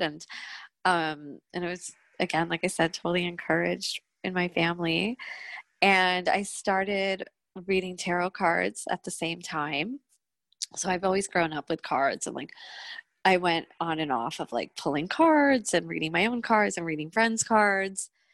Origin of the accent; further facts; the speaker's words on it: Jersey Shore, New Jersey, United States; now in New York, United States; I'm from the Jersey Shore.